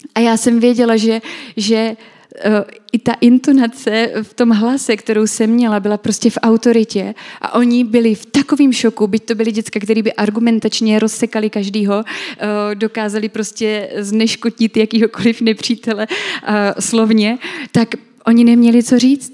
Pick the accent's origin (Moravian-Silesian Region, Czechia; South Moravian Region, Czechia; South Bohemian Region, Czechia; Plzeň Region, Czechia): South Moravian Region, Czechia; Brno; u nás v Brně